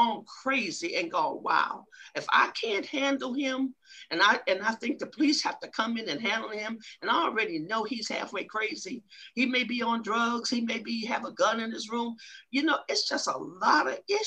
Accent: Ohio, United States; that's my hometown

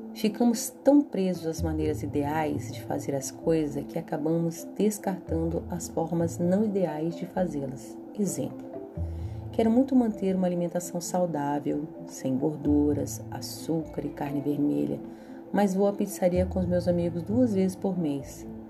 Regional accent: Brasília, Federal District, Brazil; moved away; na metrópole de onde eu venho, em Brasília

